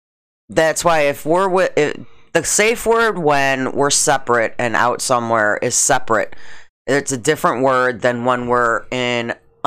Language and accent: English; Schaumburg, Illinois, United States; Because when I grew up in Schaumburg, it was all white.